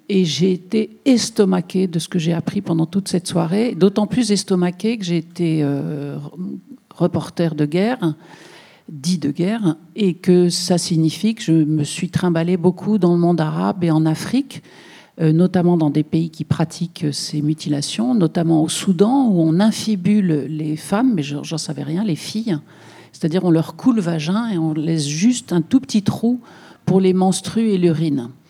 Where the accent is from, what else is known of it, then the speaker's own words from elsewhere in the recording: Bouches-du-Rhône, Provence-Alpes-Côte d'Azur, France; je viens des Bouches-du-Rhône.